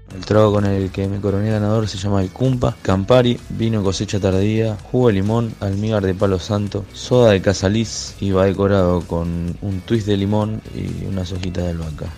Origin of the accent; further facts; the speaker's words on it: Santa Fe, Argentina; soy de la ciudad de Santa Fe